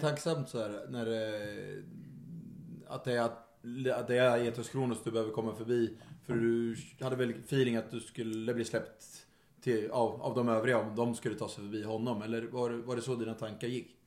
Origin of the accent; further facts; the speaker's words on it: Örebro, Örebro County, Sweden; vi kommer från, från eh, Örebro